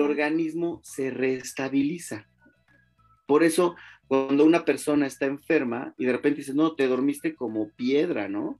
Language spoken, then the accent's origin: Spanish; Mexico; como mexicanos